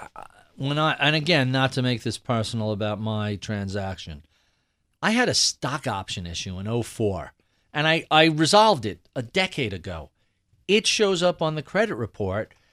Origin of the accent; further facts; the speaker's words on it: New York City, New York, United States; as a New Yorker